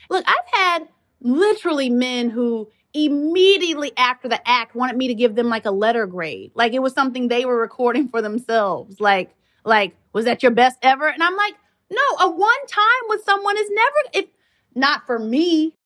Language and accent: English; Kentucky, United States; moved away as an adult; I'm a country mouse, you know, I come from Kentucky